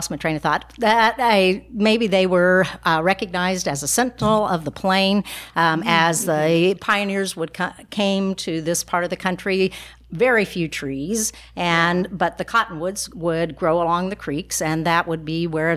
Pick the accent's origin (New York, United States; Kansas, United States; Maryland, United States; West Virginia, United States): Kansas, United States; Osborne; Osborne was my hometown